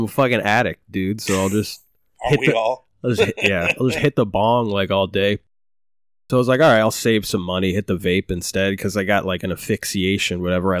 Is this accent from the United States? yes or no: yes; Maine, United States; Growing up in Maine. Origin Maine.